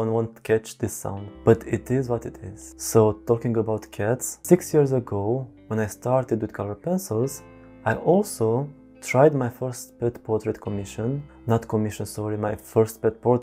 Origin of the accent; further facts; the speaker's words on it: Belgium; I'm from Belgium